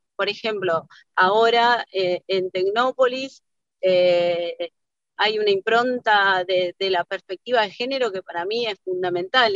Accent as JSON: {"language": "Spanish", "country": "Argentina", "said": "nos define no solo como argentinos, sino también como latinoamericanos"}